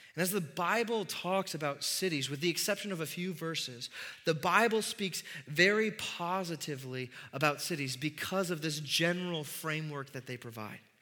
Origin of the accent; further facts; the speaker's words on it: Midwest, United States; being a Midwesterner